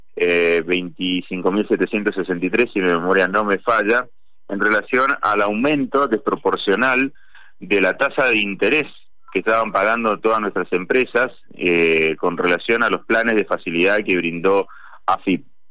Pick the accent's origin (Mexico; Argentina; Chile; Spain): Argentina; nosotros como argentinos